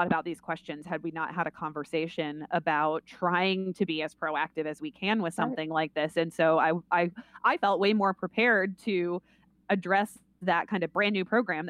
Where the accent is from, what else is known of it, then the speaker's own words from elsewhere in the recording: Vermont, United States; growing up in Vermont